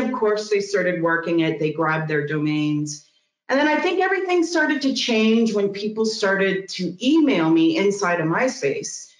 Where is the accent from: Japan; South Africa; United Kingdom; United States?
United States; Missouri; moved away as an adult; also born or lived in San Francisco; I'm moving back to Missouri. And I moved back to Missouri, my hometown